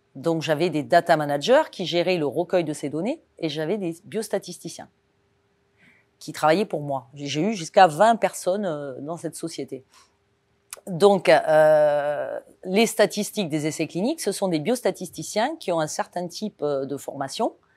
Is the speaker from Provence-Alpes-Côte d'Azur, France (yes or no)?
yes; Cannes, Provence-Alpes-Côte d'Azur, France; moved away as an adult; also born or lived in Toulon / Nice / Toulouse; je suis né à Cannes, sur la Côte d'Azur. Donc autant vous dire que euh, partir à Paris, euh, quand on est né à Cannes et qu'on a grandi face à la mer